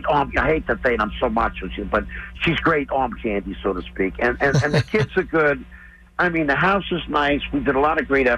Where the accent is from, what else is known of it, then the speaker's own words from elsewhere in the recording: Long Island, New York, United States; moved away; I'm a Long Island boy